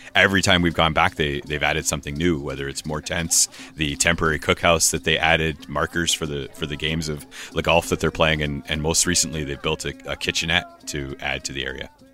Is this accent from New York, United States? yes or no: yes; Buffalo, New York, United States; also born or lived in Oneida Nation / Six Nations; I'm not a Canadian citizen. I was born in Buffalo. I'm not an American citizen. That that I'm from the Oneida Nation